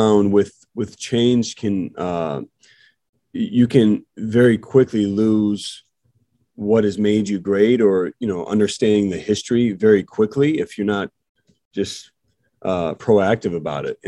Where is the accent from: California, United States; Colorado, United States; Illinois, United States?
Illinois, United States; where I'm from, Illinois